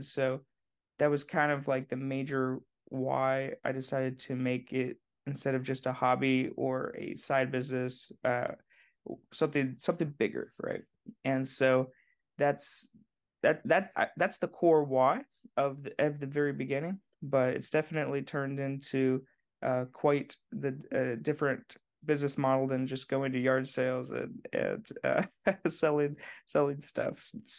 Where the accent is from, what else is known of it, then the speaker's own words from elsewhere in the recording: Indiana, United States; Oh, man. Well, I grew up in Southern Indiana and I grew up in a cornfield